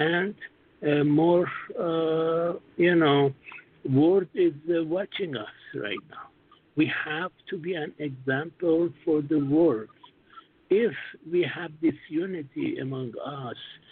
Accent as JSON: {"language": "English", "country": "United States", "moved": "yes", "said": "I'm American, but I work in Asia"}